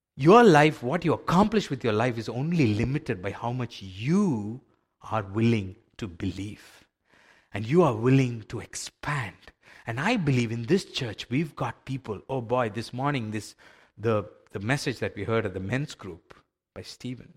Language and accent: English; India; I grew up in India in a, in a faith where we were so used to sacrifices